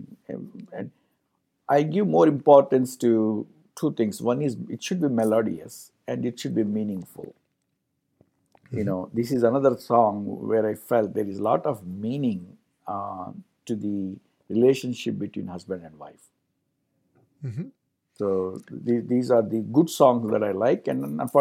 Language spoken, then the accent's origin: English; India; Being an Indian